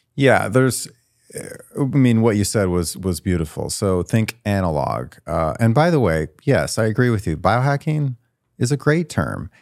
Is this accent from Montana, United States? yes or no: yes; Great Falls, Montana, United States; moved away; also born or lived in Missouri; where I grew up was, uh, Great Falls, Montana